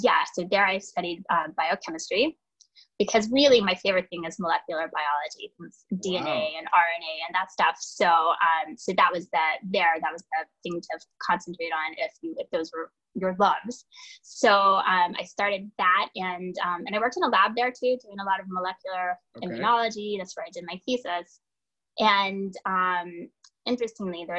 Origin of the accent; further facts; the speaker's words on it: Pensacola, Florida, United States; moved away as an adult; also born or lived in Massachusetts; now in New York City, United States; I grew up in Pensacola, Florida